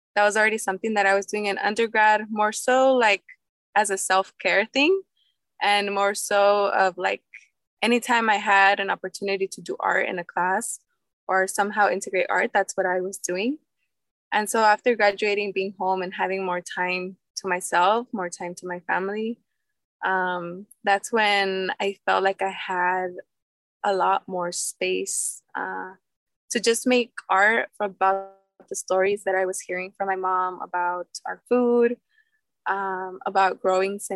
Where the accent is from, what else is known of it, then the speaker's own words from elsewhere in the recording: Santa Ana, California, United States; also born or lived in Santa Cruz Tanaco, Michoacán, Mexico / Santa Cruz, California; I'm an indigenous Purépecha artist here in urban city Santana. I also consider myself a Santanera because this is the city where I grew up and it's where I was raised